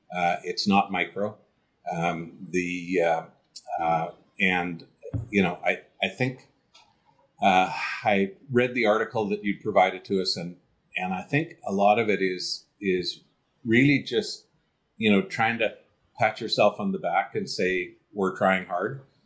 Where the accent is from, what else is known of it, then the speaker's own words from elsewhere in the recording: Canada; as a Canadian